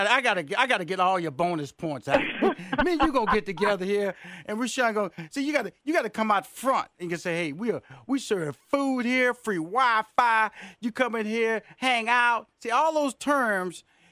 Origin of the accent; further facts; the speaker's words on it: Houston, Texas, United States; Because, see, I'm from Houston, Texas.